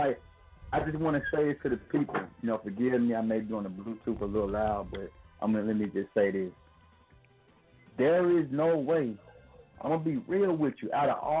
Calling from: Flint, Alabama, United States; From Flint, Alabama. {S4} Man. {S5} What's good? Quarantine style. Reporting live from Flint, Alabama.

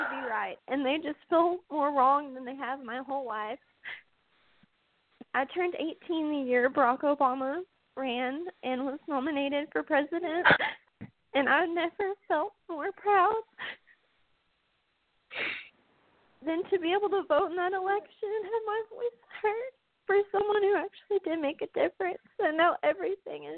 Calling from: Arkansas, United States; I'm calling from Arkansas

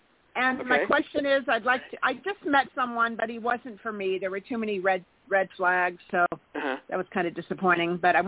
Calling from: California, United States; From California.

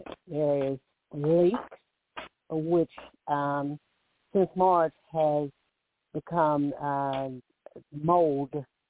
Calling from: Alabama, United States; I'm calling from Alabama.

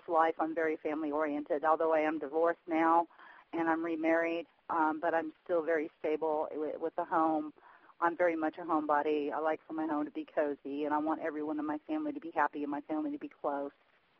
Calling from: Indiana, United States; I'm calling from Central Indiana.

